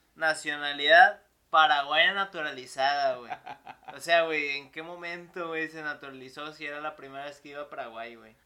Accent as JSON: {"language": "Spanish", "region": "Nuevo León", "country": "Mexico", "said": "somos de Nuevo León"}